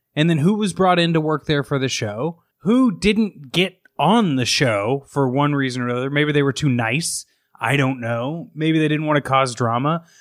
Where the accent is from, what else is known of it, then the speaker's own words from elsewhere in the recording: Midwest, United States; a dumb kid growing up in the Midwest